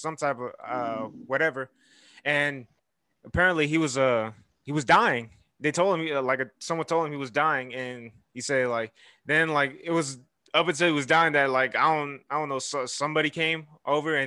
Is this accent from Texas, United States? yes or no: yes; Houston, Texas, United States; I'm from Houston, Texas